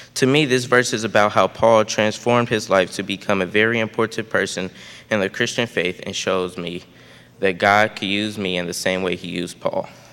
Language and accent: English; St. Louis, Missouri, United States; I was born on March of 2008 and was baptized two months later on May 25th, 2008, at Emmanuel Lutheran Chapel in St. Louis, Missouri